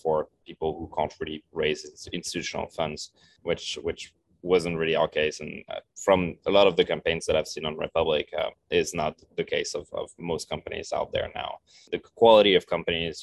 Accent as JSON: {"language": "English", "country": "France", "tie": "born or raised there", "also_born_or_lived": "Paris", "moved": "as an adult", "lives_now": "Santa Monica, United States", "said": "growing up in France"}